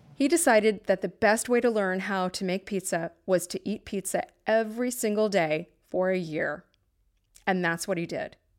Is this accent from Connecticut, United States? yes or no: yes; New Haven, Connecticut, United States; I'm from New Haven